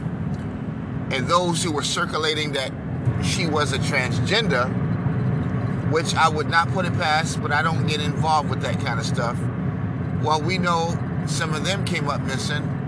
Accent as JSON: {"language": "English", "region": "New York", "country": "United States", "said": "I'm a New Yorker"}